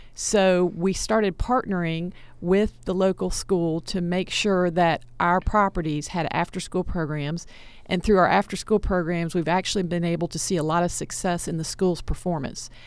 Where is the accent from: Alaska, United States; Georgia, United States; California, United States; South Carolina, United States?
Georgia, United States; Atlanta; I'm a product of DeKalb County Public School System. I grew up in Atlanta